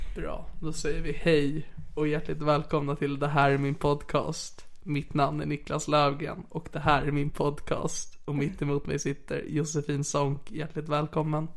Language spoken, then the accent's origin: Swedish; Sigtuna, Stockholm County, Sweden; Sigtuna där jag kommer ifrån